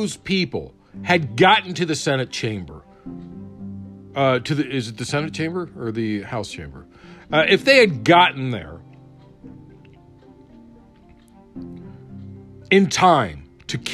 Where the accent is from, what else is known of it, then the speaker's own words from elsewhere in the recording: Prince George's County, Maryland, United States; I grew up in Prince George's County, Maryland.